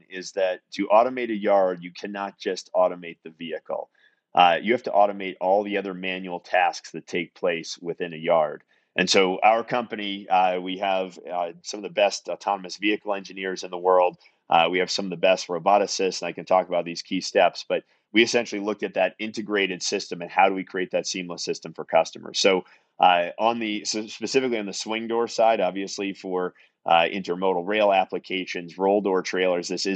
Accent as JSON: {"language": "English", "town": "Salem", "region": "Massachusetts", "country": "United States", "also_born_or_lived": "northern New England", "said": "I'm originally from Salem, Massachusetts."}